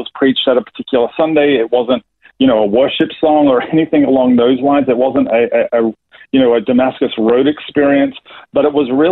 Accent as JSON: {"language": "English", "town": "Melbourne", "region": "Victoria", "country": "Australia", "tie": "born or raised there", "also_born_or_lived": "New Jersey, United States / Atlanta, United States", "accent": "Australian", "moved": "as an adult", "said": "I was born in Melbourne, Australia, in the western suburbs of Melbourne"}